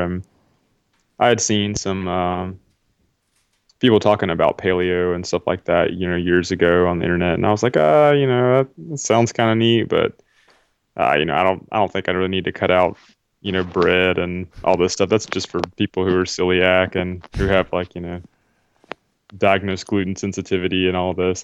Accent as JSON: {"language": "English", "region": "South Carolina", "country": "United States", "tie": "born or raised there", "said": "where I grew up in South Carolina"}